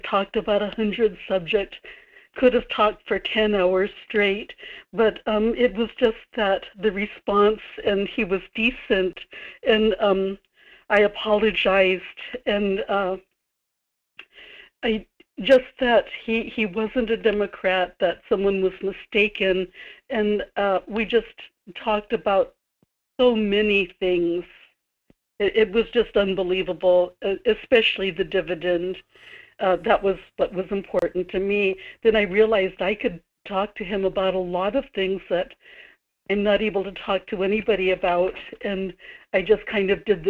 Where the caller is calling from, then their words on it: Kodiak, Alaska, United States; in Kodiak.